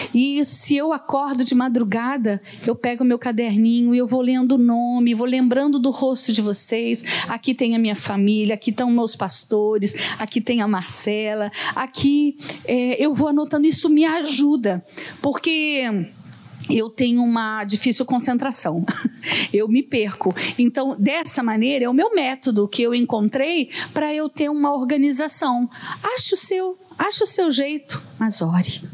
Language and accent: Portuguese; Juiz de Fora, Minas Gerais, Brazil; moved away; quando eu estava na minha adolescência, morava lá em Juiz de Fora